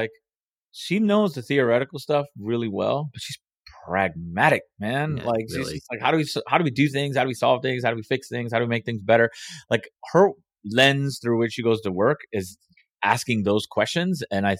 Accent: Miami, Florida, United States; also born or lived in Washington, D.C.; now in Atlanta, United States; I grew up in Miami, and then I lived in D.C. for a long time

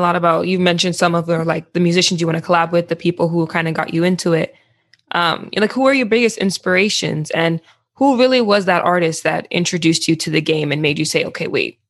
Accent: Jamaica; we're both from Jamaica

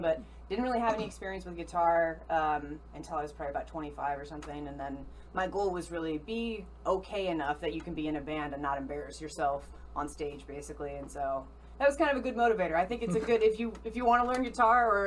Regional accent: Omaha, Nebraska, United States; We're both natives of Omaha.

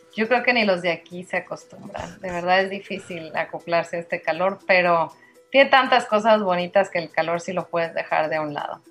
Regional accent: Durango, Mexico; now in Mérida, Mexico; Soy duranguense de corazón

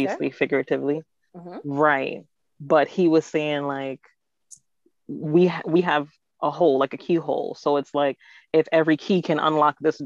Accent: Jamaica; I'm Jamaican

